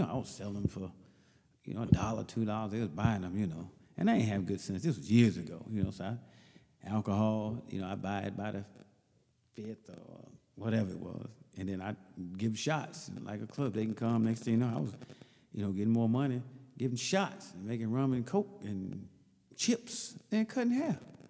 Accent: Mississippi, United States; That's interesting, though, because originally I'm from Mississippi, and I went in the Air Force

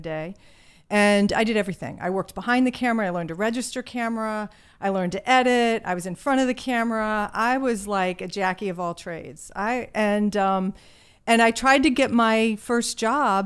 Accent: Virginia, United States; accent: Southern; moved away; I grew up in a small town in Virginia

